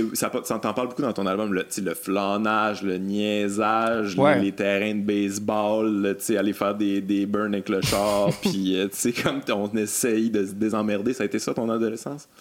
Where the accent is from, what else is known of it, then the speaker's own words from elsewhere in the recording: Lac-Beauport, Quebec, Canada; je viens de Québec aussi. Euh, oh yeah. ouais, grandi euh, Lac Beauport